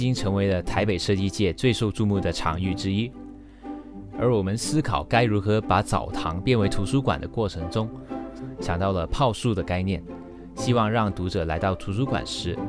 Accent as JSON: {"language": "Chinese", "country": "Taiwan"}